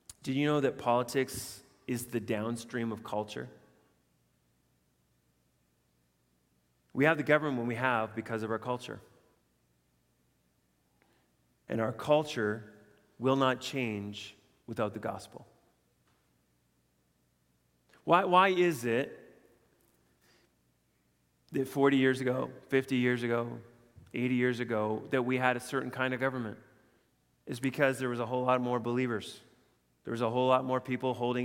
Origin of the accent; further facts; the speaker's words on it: Canada; as Canadian citizens